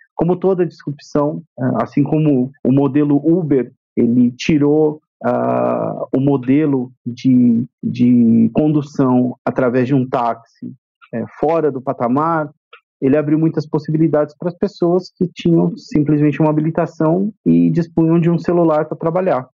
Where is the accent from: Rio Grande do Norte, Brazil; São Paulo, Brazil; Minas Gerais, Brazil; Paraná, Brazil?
São Paulo, Brazil; Campinas; moved away as an adult; now in São Paulo, Brazil; eu nasci no interior de São Paulo, eu sou da cidade de Campinas, atualmente moro em São Paulo.